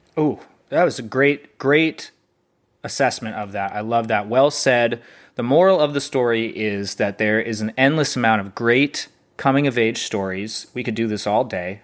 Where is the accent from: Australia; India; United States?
United States; North Texas; I'm from North Texas